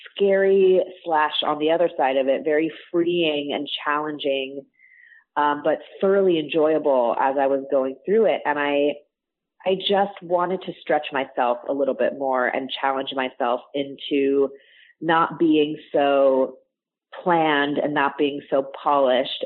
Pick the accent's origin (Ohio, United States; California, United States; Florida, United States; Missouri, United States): California, United States; Orange County; I grew up in Orange County, so, you know, Disney has been in my blood for my entire life